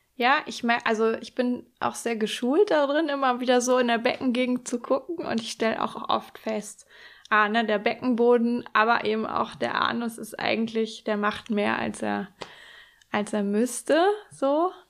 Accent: Hamburg or the north of Germany, Northern Germany, Germany; moved away; in Hamburg oder zumindest im Norden, ähm, meine alte Heimat

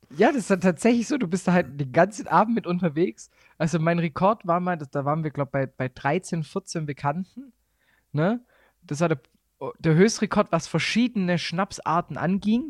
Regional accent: Swabia, Baden-Württemberg, Germany; accent: Swabian; moved away as an adult; now in Bavaria, Germany; als Schwabe

